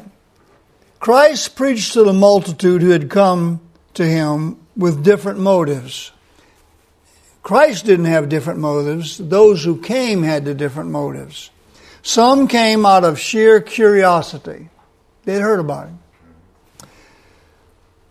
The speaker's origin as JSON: {"language": "English", "region": "South Louisiana", "country": "United States", "said": "I'm from South Louisiana."}